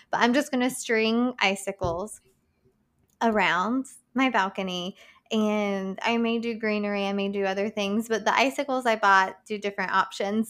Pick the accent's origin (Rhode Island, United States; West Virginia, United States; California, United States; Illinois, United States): West Virginia, United States; Boone County; moved away; I'm from Boone County